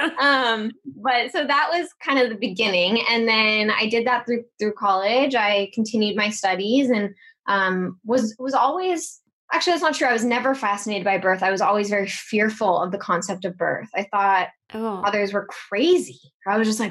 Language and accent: English; Los Angeles, California, United States; I grew up in Hollywood.